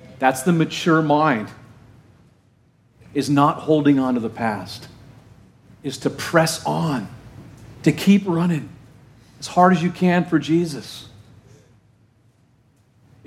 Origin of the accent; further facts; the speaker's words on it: Orange County, Southern California, United States; my hometown in Southern California in Orange County